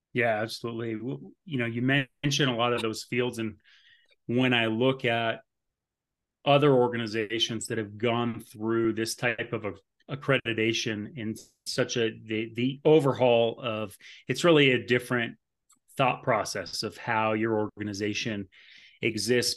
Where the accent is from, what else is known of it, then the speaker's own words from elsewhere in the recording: Burlington, Vermont, United States; moved away as an adult; now in Colorado Springs, United States; I am from Burlington, Vermont.